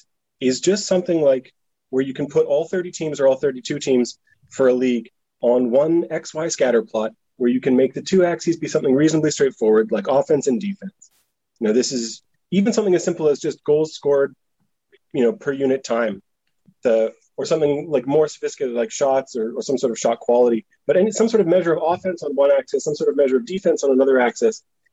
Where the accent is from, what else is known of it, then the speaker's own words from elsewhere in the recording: Scotland, United Kingdom; now in Halifax, Canada; So I grew up in Scotland because my dad was there for a few years doing his PhD, but he's from Halifax.